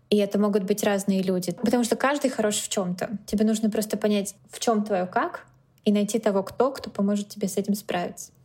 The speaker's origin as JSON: {"language": "Russian", "region": "Moscow", "country": "Russia", "tie": "born or raised there", "also_born_or_lived": "San Francisco, United States", "moved": "as an adult", "lives_now": "New York, United States", "said": "Москву я люблю бесконечно, это мой родной город и самый любимый город на всей земле"}